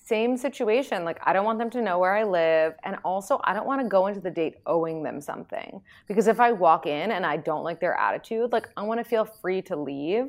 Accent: New York City, New York, United States; I'm from New York City

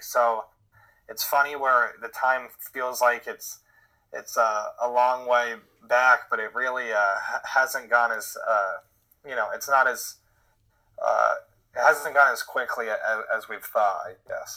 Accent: Connecticut, United States; growing up in Connecticut at that time, like you said, we were sophomores in high school

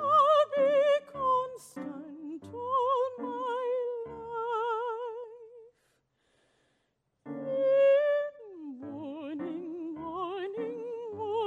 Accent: Philippines; moved away as an adult; also born or lived in Manila / London; now in Toronto, Canada; I grew up in the Philippines, so I speak Tagalog fluently

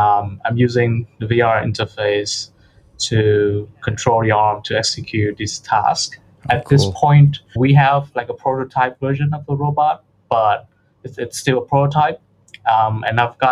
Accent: Vietnam; moved away as an adult; now in Sydney, Australia; I'm from Vietnam, so I'm full Vietnamese, but I've been living in Sydney, Australia for the past 2-3 years

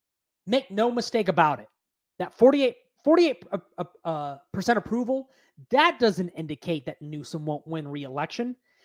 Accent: West Coast, Bay Area, California, United States; I'm a millennial. I grew up on hip hop. Some of my favorite artists, I'm from the West Coast, Bay Area influence … old school.

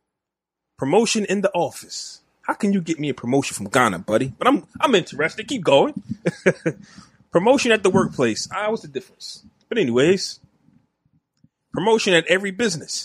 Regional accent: New Jersey, United States

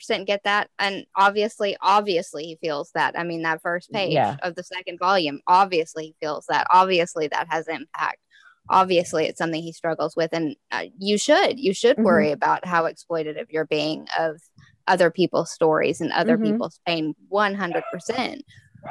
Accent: Texas, United States; I'm from Texas

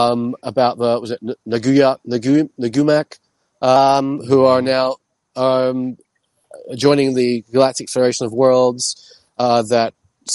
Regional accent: London, United Kingdom; moved away; also born or lived in New York City; I'm from London originally.

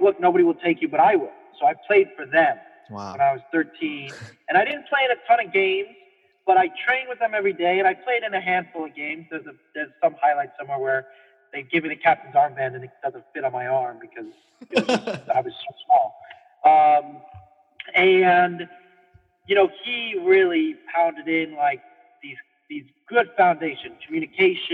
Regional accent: California, United States

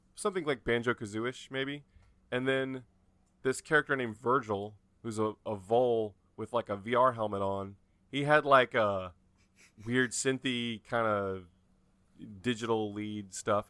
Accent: North Carolina, United States; I'm from North Carolina

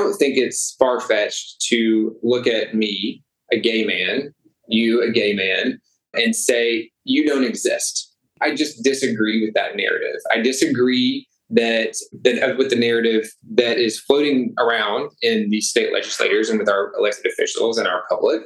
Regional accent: Arkansas, United States; moved away as an adult; also born or lived in Little Rock, Arkansas; now in Chicago, United States; I'm born and raised in Arkansas

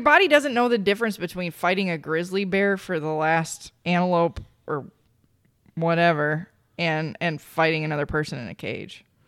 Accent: Minnesota, United States; I was from Minnesota

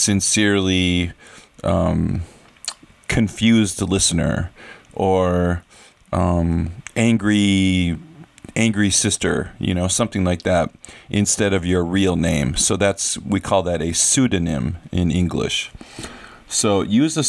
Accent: United States; moved away as an adult; So I've lived in another country for half my life. I grew up in America.

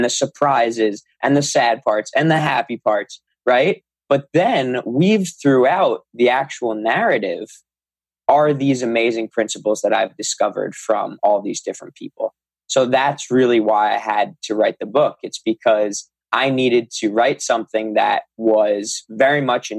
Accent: Long Island, New York, United States; I'm from New York. I live on Long Island

